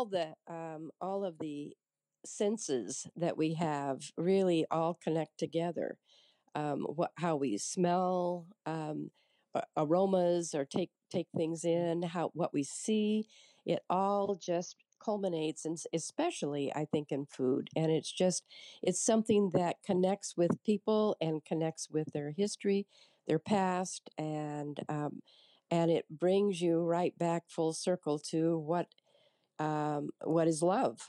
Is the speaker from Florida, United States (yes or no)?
no; Kearney, Nebraska, United States